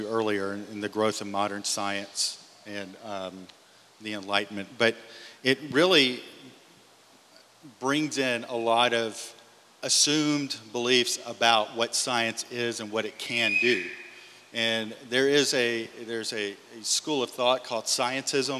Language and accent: English; Louisiana, United States; I grew up in Louisiana